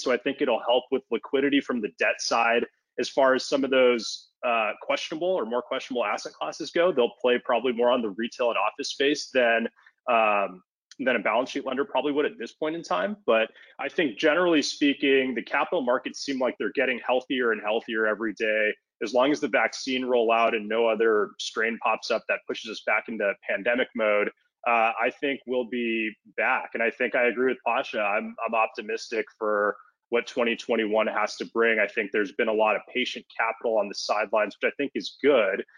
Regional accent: Los Angeles, California, United States; I'm born and raised in Los Angeles. I grew up in West LA, kind of in the Mar Vista neighborhood

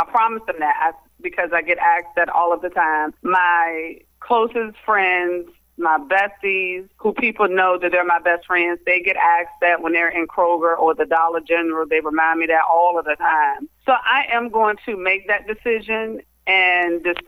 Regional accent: Cuckoo, Virginia, United States; now in Richmond, United States; I am originally from Cuckoo, Virginia, so which is a small town in Louisa County.

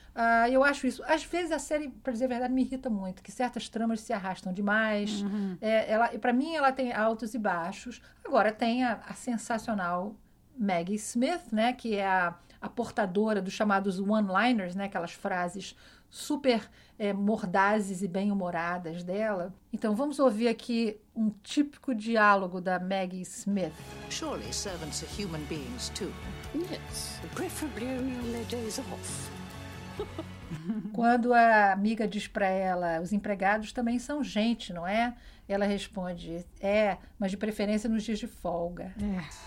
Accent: Rio de Janeiro, Brazil; now in New York, United States; eu fui criada no Rio

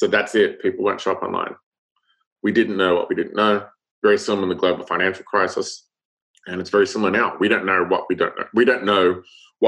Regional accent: Australia; now in United States; I'm Australian

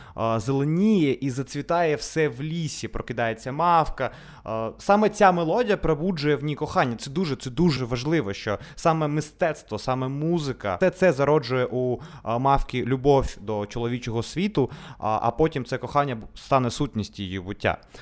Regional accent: Odesa, Odesa Oblast, Ukraine; Ukrainian is a second language; Ми народилися в Одесі, вчилися у російськомовних школах

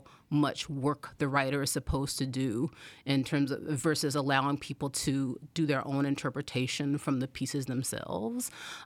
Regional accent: Anderson, South Carolina, United States; So I'm from Anderson, South Carolina, which is a small town in South Carolina, and I grew up low income, like we lived in mobile home, and neither of my parents went to college.

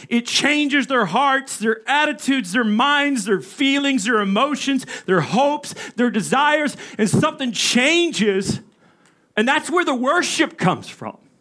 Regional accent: the South, United States; moved away; I come from the South in Arkansas, Texas.

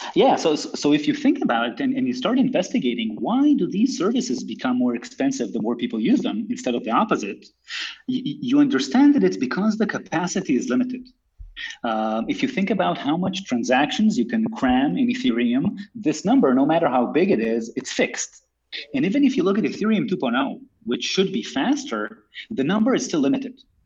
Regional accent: Israel; also born or lived in United States; I'm born and raised in Israel, although I lived in the US for a couple of years.

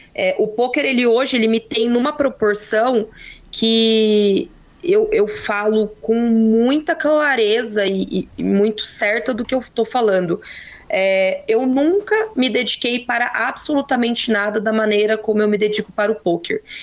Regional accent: Ourinhos, São Paulo, Brazil; Eu sou de Ourinhos, interior de São Paulo

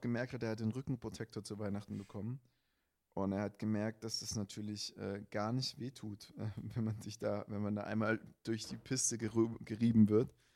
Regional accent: Black Forest, Baden-Württemberg, Germany; ich komme ja aus dem Schwarzwald

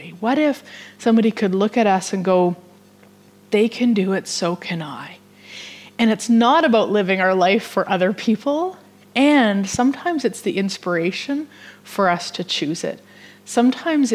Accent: Vermilion, Alberta, Canada; She goes to my hometown

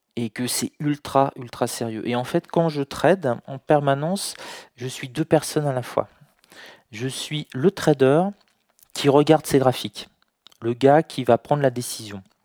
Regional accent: France; je suis né en France

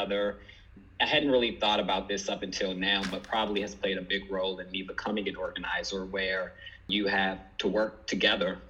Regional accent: Washington, District of Columbia, United States; I was born and raised in the Washington, D.C. area

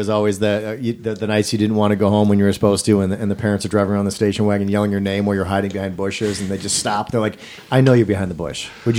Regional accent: Wisconsin, United States; now in Los Angeles, United States; I'm from Wisconsin

